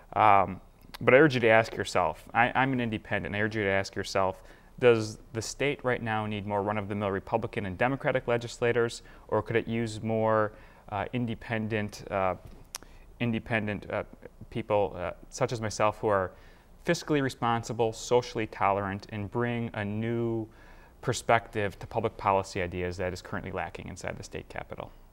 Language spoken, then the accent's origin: English; Madison, Wisconsin, United States; i grew up in Madison. I've lived here my entire life